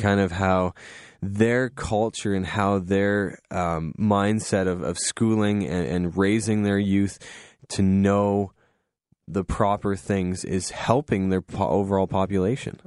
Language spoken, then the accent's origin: English; Goderich, Ontario, Canada; I grew up in Goderich. I love Goderich, very small town